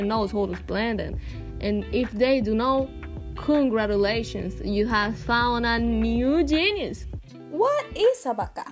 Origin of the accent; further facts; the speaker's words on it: Dominican Republic; We are from Dominican Republic